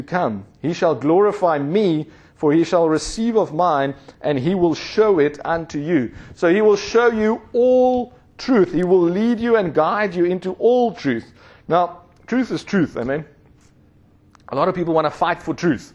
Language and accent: English; South Africa; growing up in South Africa